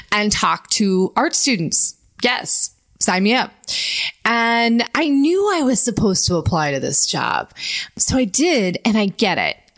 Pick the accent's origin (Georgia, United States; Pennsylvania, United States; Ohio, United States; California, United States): Ohio, United States; moved away as an adult; now in New York, United States; I had come from a really small town in Ohio, gone to college, and leaving my home state to go to Boston for grad school was a huge accomplishment